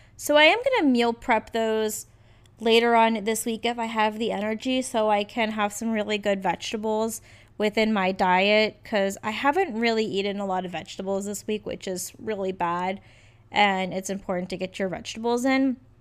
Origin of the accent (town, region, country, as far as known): Richmond, United States; born or raised there; moved away